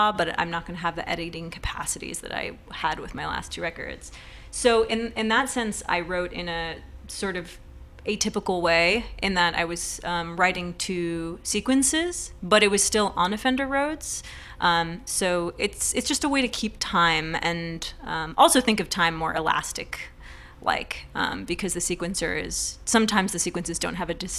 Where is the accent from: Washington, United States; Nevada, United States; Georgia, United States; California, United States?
California, United States; Berkeley; I grew up in Berkeley with a lot of sort of folk music, roots music, global music